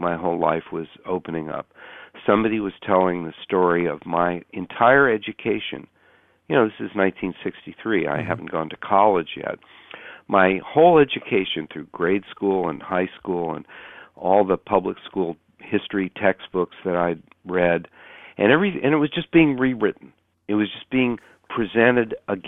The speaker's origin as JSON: {"language": "English", "town": "Menlo Park", "region": "California", "country": "United States", "tie": "born or raised there", "said": "my hometown, Menlo Park, California"}